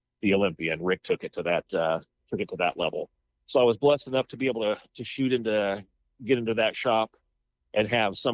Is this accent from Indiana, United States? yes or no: yes; Muncie, Indiana, United States; I'm originally from Muncie, Indiana